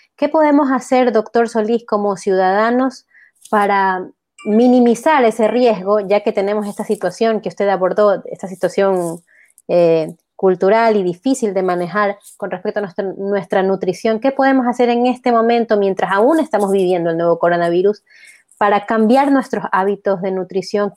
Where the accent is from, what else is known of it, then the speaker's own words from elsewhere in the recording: Ecuador; como ecuatorianos